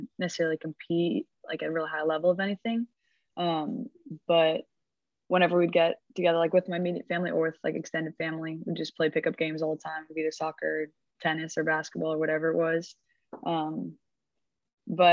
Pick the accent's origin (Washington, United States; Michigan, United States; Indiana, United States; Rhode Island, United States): Washington, United States; Seattle; moved away as an adult; now in Arkansas, United States; I'm from Seattle, Washington, just like 15 minutes north of downtown Seattle. And I've lived there my whole life until college, obviously.